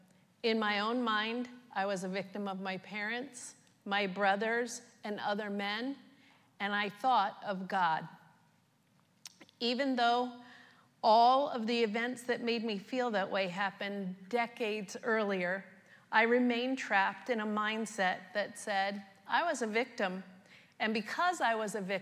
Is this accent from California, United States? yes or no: no; New York, United States; I was born and raised in New York with both parents, two older brothers, and one younger sister.